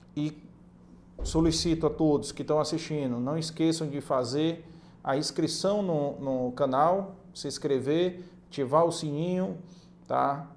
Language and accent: Portuguese; Ceará, Brazil; cabeça chata como nós, cearense, nordestino